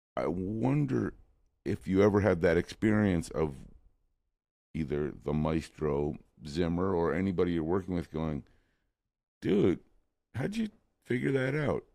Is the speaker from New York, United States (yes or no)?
yes; New York City, New York, United States; moved away as an adult; now in Los Angeles, United States; I moved to Los Angeles from New York City